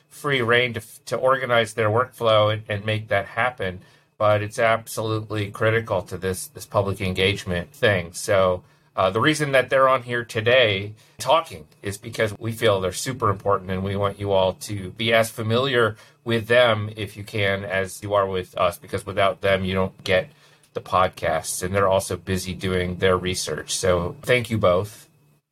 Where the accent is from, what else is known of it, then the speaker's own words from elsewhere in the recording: Indiana, United States; when I grew up in Indiana